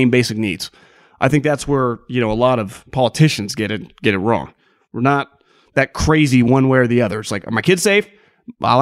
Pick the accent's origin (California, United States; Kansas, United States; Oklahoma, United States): California, United States; also born or lived in Sacramento; I'm born and raised in California.